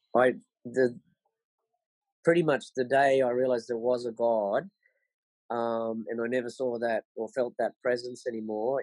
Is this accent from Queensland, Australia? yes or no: yes; Sunshine Coast, Queensland, Australia; now in Bolivia; I'm from Queensland um, on the Sunshine Coast, and um, I had pretty much the best childhood anyone could want. Um, grew up there on the Sunshine Coast in the 70s